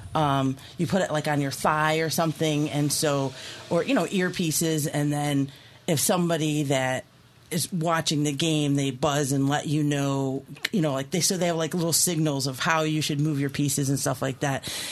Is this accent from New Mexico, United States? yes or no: no; Key West, Florida, United States; moved away; I am from Key West originally. That's like my town